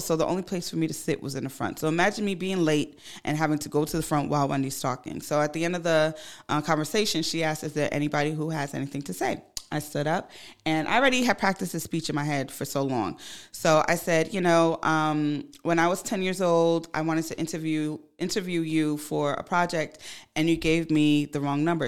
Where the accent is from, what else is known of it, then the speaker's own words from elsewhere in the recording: Ghana; moved away; I'm from Ghana. I go to Ghana quite often.